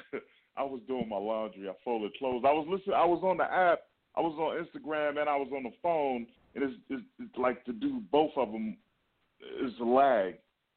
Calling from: Akron, Ohio, United States; Akron, Ohio.

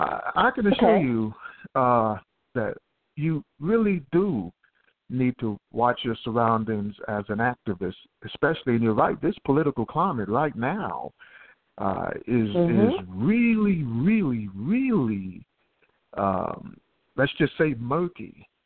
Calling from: Houston, Texas, United States; I'm from Houston, Texas. Good morning.

